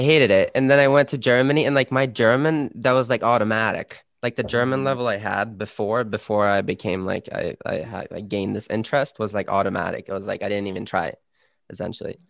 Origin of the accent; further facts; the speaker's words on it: Sweden; first language Swedish; English is a second language; now in Canada; my native language is Swedish